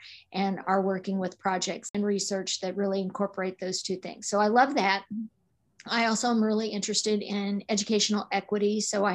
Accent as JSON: {"language": "English", "region": "Arkansas", "country": "United States", "tie": "born or raised there", "also_born_or_lived": "Missouri / Kansas / Illinois", "moved": "as an adult", "said": "I grew up in Arkansas"}